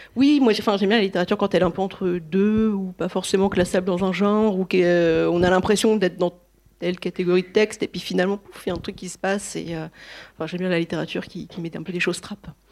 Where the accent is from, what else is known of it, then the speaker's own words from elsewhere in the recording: north of France, France; je suis originaire du nord de la France